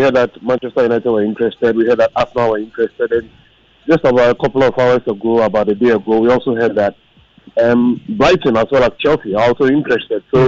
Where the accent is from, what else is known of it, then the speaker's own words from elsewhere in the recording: Ghana; as a Ghanaian